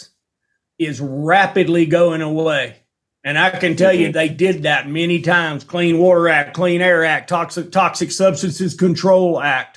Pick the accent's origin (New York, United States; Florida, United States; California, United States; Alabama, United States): Alabama, United States; moved away as an adult; now in Montana, United States; I grew up in Alabama with the TVA